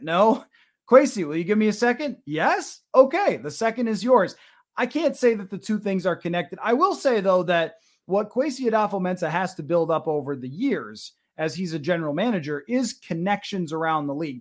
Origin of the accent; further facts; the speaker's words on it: Buffalo, New York, United States; I grew up in Buffalo